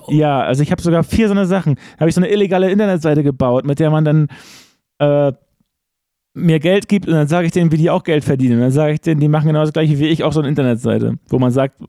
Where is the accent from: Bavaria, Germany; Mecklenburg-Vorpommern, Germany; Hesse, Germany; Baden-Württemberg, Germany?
Mecklenburg-Vorpommern, Germany; Wusterhusen; ich bin in Wusterhusen groß geworden